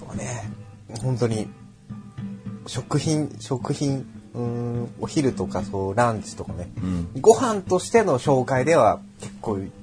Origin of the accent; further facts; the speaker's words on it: Yokohama, Kanagawa, Japan; 我らが横浜